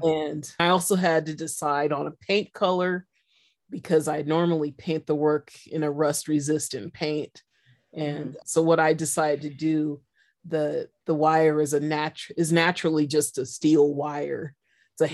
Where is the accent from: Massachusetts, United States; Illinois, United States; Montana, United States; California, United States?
California, United States; San Francisco; I'm a city kid mm-hmm. and I'm from San Francisco